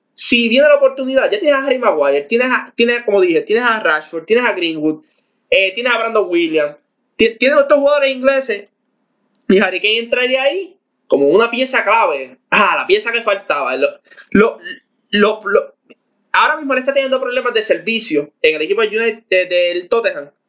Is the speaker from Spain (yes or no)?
no; Puerto Rico; nosotros que somos de Puerto Rico